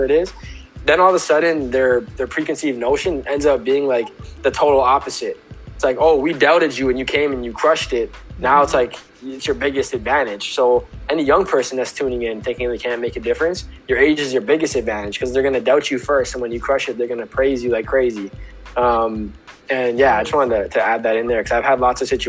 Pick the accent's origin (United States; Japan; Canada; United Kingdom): Canada; Pickering, Ontario; I'm from Pickering.